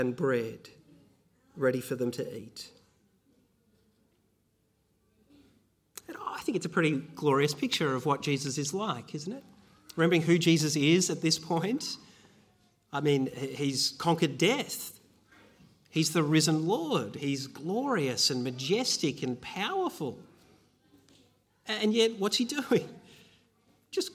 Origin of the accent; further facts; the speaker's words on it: Bendigo, Victoria, Australia; I was growing up in Bendigo.